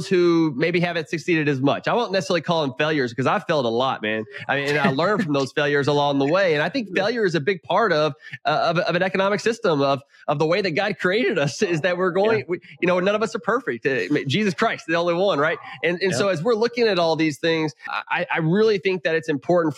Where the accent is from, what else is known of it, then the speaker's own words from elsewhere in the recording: Houston, Texas, United States; also born or lived in Lubbock, Texas / Round Rock, Texas / McLean, Virginia; I'm a Texan through and through. I grew up in Houston.